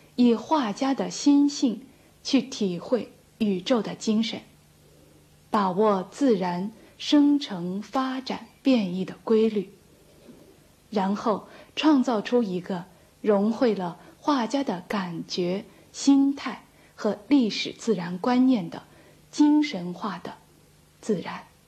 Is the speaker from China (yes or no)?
yes; China; 我们中国人